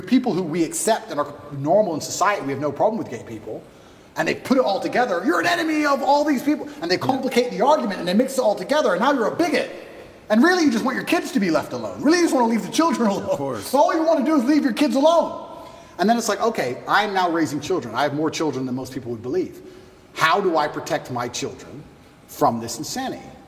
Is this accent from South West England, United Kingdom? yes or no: no; Luton, East of England, United Kingdom; I grew up in England, and I grew up in Luton